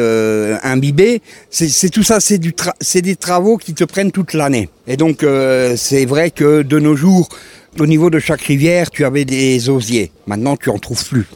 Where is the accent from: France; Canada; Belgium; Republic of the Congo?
France; Alsace, Grand Est; moved away as an adult; now in Czech Republic; je viens d'Alsace, je suis un ancien Alsacien qui habite depuis 20 ans en République tchèque